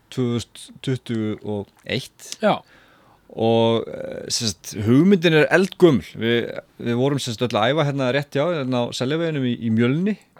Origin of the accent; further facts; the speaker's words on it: Selfoss, Southern Region, Iceland; ég er alltaf frá Selvfósi